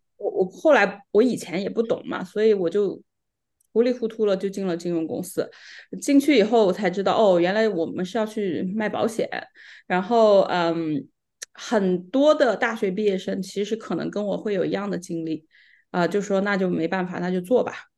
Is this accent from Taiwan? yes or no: no; Sichuan, China; moved away as an adult; also born or lived in Macau; now in Vancouver, Canada; 我呢是出生长大在四川，跟 Calvin 呢是老乡